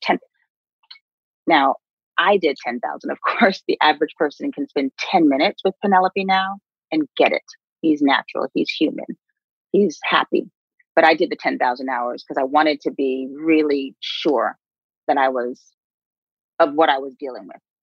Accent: New York City, New York, United States; we grew up on the Upper West Side in um, a neighborhood where we were the only Black folks

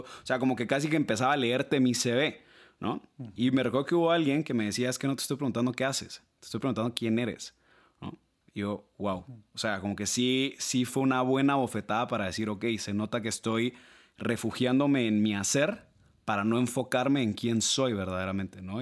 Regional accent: Guatemala City, Guatemala Department, Guatemala; yo soy guatemalteco, nacido, criado, estudiado, graduado aquí en Ciudad de Guatemala

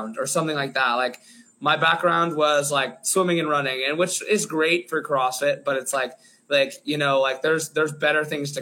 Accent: Cleveland, Ohio, United States; my hometown

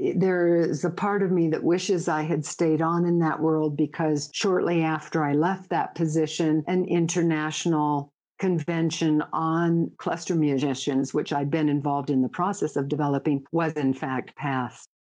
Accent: United States; I don't think I ever felt discriminated against as a woman or as an American

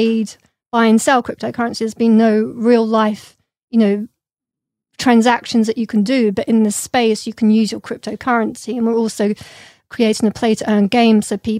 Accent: London, United Kingdom; I grew up in London with a lot of British artists

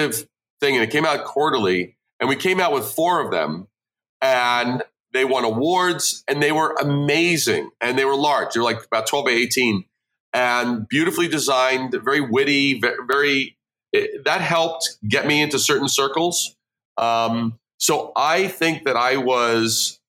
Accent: New York City, New York, United States; moved away as an adult; also born or lived in Brooklyn / Long Island / Manhattan; now in Midwest, United States; I born in Brooklyn, raised in Queens, then a little bit on Long Island, and then I moved to Manhattan

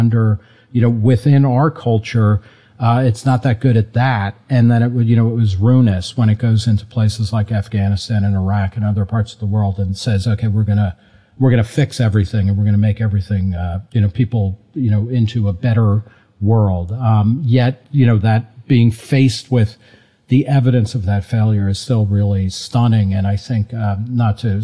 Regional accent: New Jersey, United States; I grew up in New Jersey

